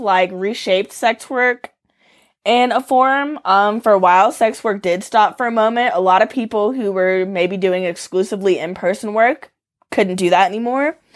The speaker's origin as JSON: {"language": "English", "town": "Atlanta", "region": "Georgia", "country": "United States", "moved": "as an adult", "lives_now": "Arizona, United States", "said": "I'm from Atlanta, but I moved to Arizona four years ago and bought a mobile home."}